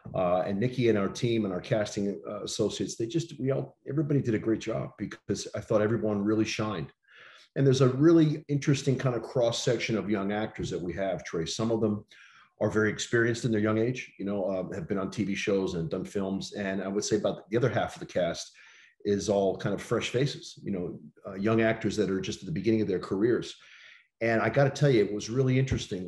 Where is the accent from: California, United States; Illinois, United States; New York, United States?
New York, United States; New York City; I, I grew up in New York City